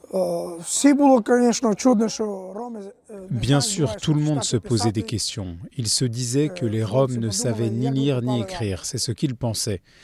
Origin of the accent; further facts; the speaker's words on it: Ukraine; je suis ukrainien